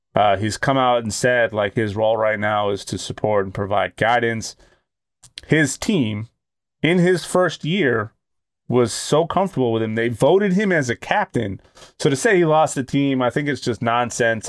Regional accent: Boston, Massachusetts, United States; I'm from Boston

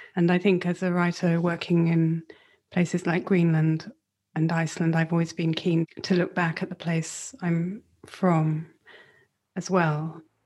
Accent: Northumbrian coast, North East England, United Kingdom; I grew up on the Northumbrian coast

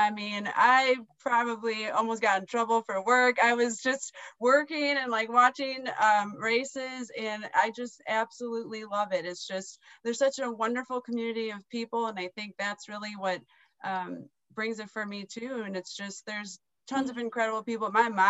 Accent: Melrose Park, Illinois, United States; also born or lived in Chicago suburbs; I grew up, I was born in Melrose Park and Maywood tracks right there.

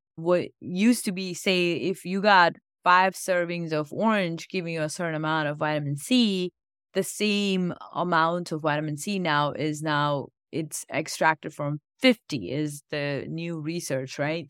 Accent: India; now in United States; I grew up in India and my family's been very spiritual

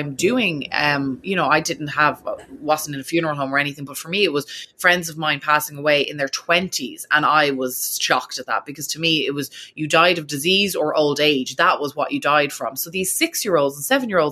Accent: Ireland; now in United States; an Irish person living in America

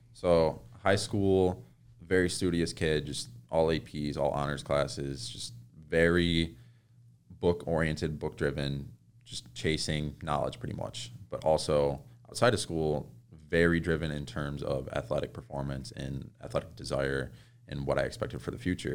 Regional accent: New York, United States; now in Woodland Hills, United States; I'm from New York

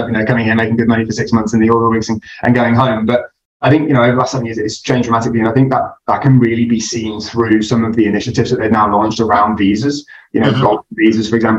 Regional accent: United Kingdom; moved away as an adult; now in Dubai, United Arab Emirates; I'm originally from the country, for all intents and purposes, in the UK. I come from the very green hills of the Midlands in the UK

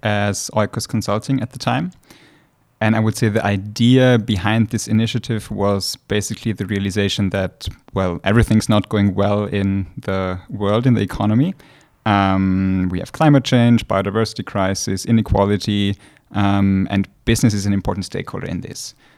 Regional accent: Austria; moved away as an adult; now in St. Gallen, Switzerland; originally from Austria

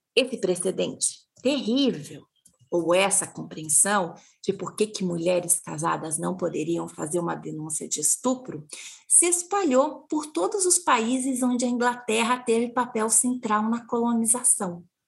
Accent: interior of Paraná, Brazil; eu sou do interior do Paraná, eu sou bisneta, neta e filha de agricultoras.

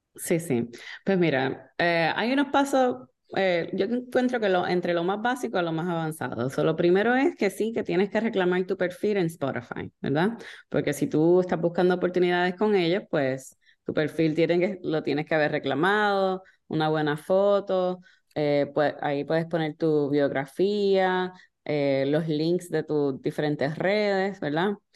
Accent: Puerto Rico; moved away; originalmente yo soy de Puerto Rico

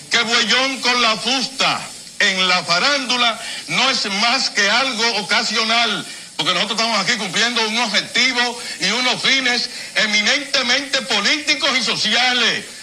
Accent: Dominican Republic; Yo soy dominicano porque nací aquí.

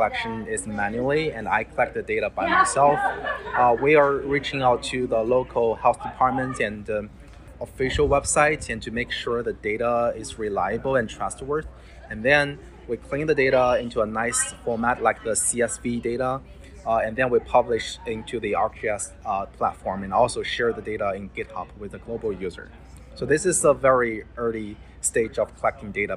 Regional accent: China; now in United States; I'm originally come from China. So I have my friends and families, relatives, they live in China.

